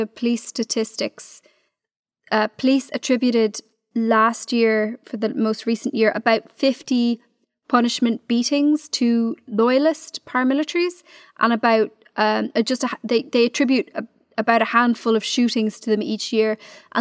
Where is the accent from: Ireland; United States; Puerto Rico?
Ireland; Dublin, Leinster; I'm from Dublin.